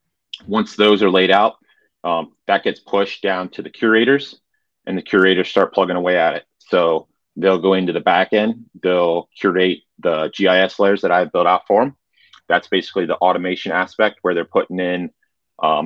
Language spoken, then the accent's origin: English; Central Pennsylvania, United States; I'm from Central Pennsylvania